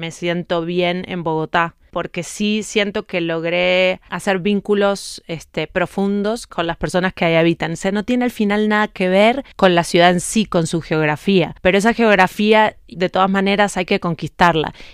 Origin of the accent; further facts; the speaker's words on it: Uruguay; moved away; also born or lived in France; Yo me fui de Uruguay en 2005 a Francia primero y ahí empezó mi periodo itinerante que sigue hasta hoy